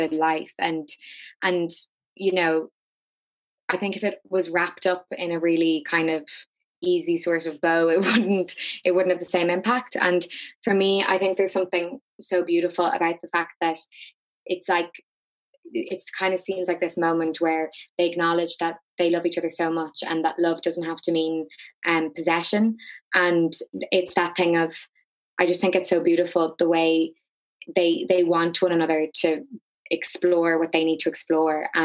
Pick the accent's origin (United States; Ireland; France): Ireland; Dublin, Leinster; And I grew up in South Dublin, and it's a very, very particular culture